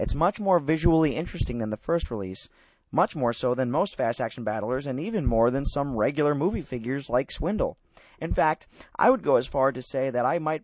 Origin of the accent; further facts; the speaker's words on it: New York, United States; being a New Yorker myself